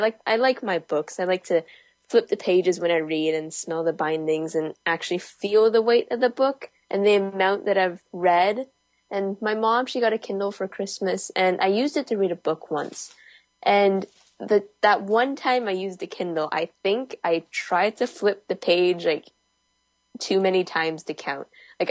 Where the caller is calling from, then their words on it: Danville, California, United States; Hey guys, I'm … here, and I'm reporting from Danville, California.